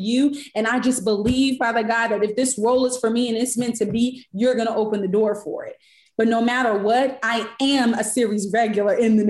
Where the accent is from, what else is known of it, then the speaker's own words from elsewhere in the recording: Sacramento, California, United States; moved away as an adult; now in Los Angeles, United States; I'm from Sac. So I'm from Sacramento.